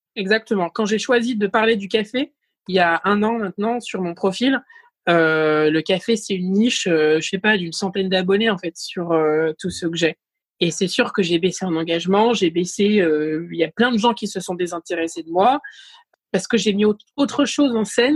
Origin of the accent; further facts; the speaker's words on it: Saint-Malo, Brittany, France; also born or lived in Rennes; j'étais passée de Saint-Malo à Rennes